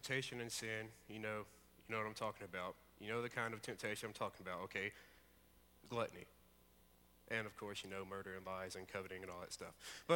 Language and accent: English; Alabama, United States; I'm from Alabama, as most of you know. And I lived out in the country